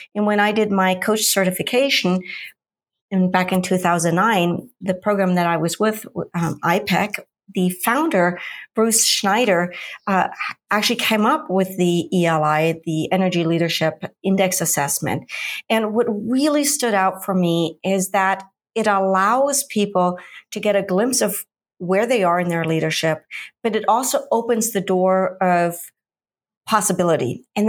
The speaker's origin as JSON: {"language": "English", "town": "Munich", "region": "Bavaria", "country": "Germany", "said": "I'm originally from Munich, Germany, which most people know for the Oktoberfest. I've done many, many relocations."}